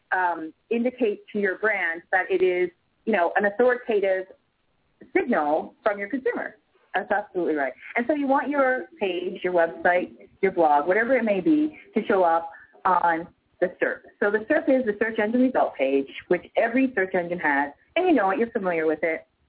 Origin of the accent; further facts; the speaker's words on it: Canada; I'm Canadian